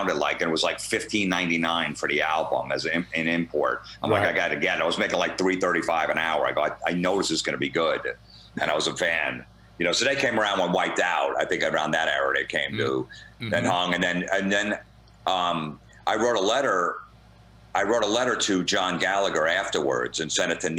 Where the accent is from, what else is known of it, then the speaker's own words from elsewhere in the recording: Old Bridge, New Jersey, United States; also born or lived in Florida; I grew up in Old Bridge. I lived there